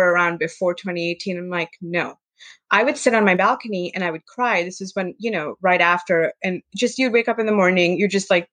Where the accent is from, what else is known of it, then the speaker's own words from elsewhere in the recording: India; growing up in India